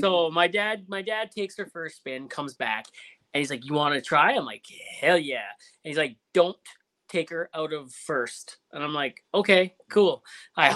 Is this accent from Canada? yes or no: yes; Ontario, Canada; moved away; I'm from Ontario originally